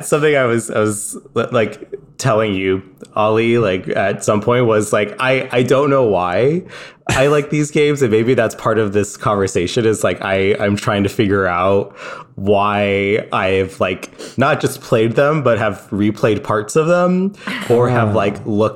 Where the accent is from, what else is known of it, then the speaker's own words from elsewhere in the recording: California, United States; moved away; I'm from California